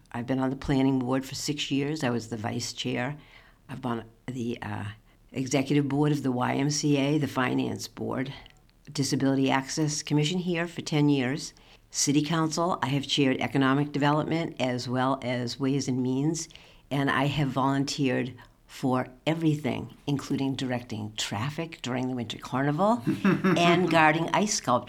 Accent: Needham, Massachusetts, United States; also born or lived in Medfield, Massachusetts; now in Greenfield, United States; I grew up in Needham.

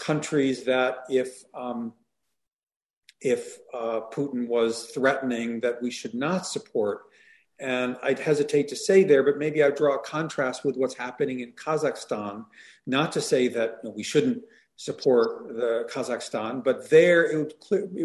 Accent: United States; as Americans

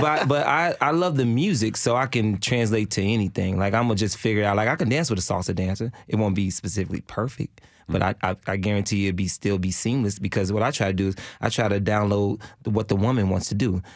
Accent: Chicago, Illinois, United States; also born or lived in Switzerland; now in Nashville, United States; I grew up in Chicago, so we had house music

